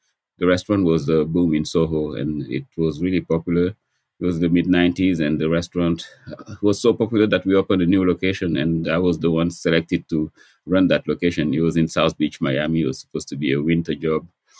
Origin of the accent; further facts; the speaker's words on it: Senegal; moved away as an adult; also born or lived in New York; now in United States; I was born in Senegal. And I left Senegal when I was actually a student in physics and chemistry.